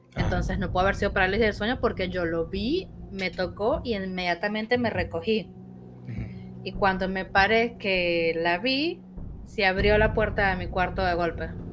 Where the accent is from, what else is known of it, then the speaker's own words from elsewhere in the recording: Caracas, Capital District, Venezuela; moved away as an adult; now in Buenos Aires, Argentina; no sé si lo habrán notado por mi acento, yo soy de Venezuela, pero hace siete años vivo acá en Buenos Aires, en Argentina